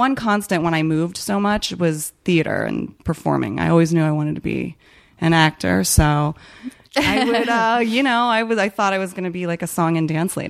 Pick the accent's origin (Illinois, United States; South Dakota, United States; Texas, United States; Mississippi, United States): Illinois, United States; Chicago; born there; also born or lived in Ohio / New Jersey / Alabama / California; now in Los Angeles, United States; I was born in Chicago, then I moved to Ohio, then I moved to New Jersey, then I moved to Alabama, then I moved to California, and then I moved to South Korea, and then I moved to Virginia